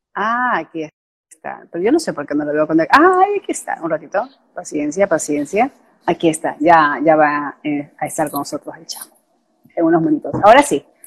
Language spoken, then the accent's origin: Spanish; Guayaquil, Guayas, Ecuador; Ambas somos ecuatorianas guayaquileñas